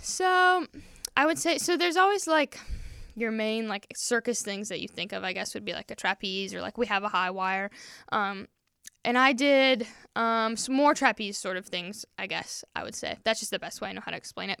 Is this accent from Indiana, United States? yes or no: yes; Peru, Indiana, United States; also born or lived in Wisconsin; I am from Peru, Indiana.